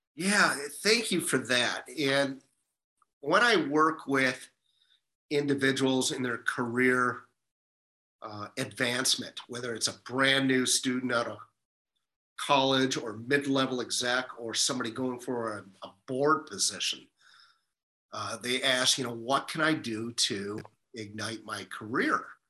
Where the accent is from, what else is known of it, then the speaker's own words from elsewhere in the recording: Detroit, Michigan, United States; moved away as an adult; also born or lived in San Diego; Growing up in Detroit